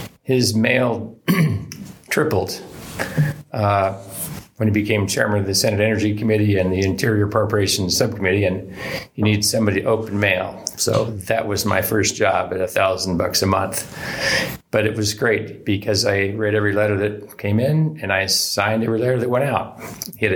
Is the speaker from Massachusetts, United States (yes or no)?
no; Twin Falls, Idaho, United States; also born or lived in Iowa City, Iowa; I was born in Iowa City, Iowa. We moved to Twin Falls, Idaho when I was 4 years old